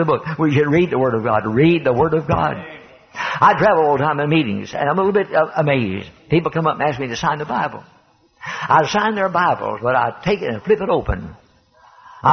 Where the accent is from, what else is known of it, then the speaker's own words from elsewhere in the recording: United States; I'm an American. This is my country